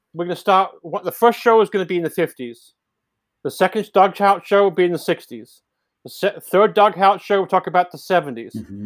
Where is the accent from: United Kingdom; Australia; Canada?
United Kingdom; England; now in Santa Cruz, United States; I'm from England